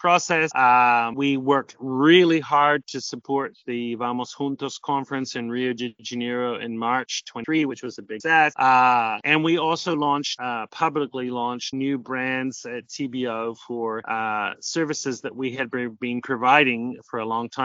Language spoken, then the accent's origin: English; New Zealand; also born or lived in Auckland, New Zealand; now in South America; I'm originally from New Zealand, but I've been living in South America for as long as I can remember.